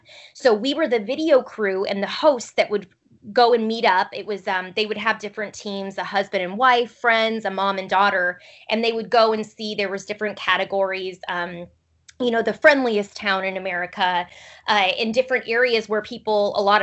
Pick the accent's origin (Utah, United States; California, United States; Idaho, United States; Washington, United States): Washington, United States; Pullman; I grew up in Pullman, Washington. I went to high school there.